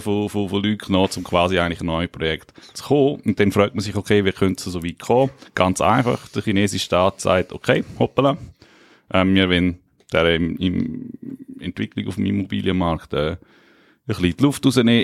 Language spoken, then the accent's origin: German; Liechtenstein; Ich komme aus dem Fürstentum Liechtenstein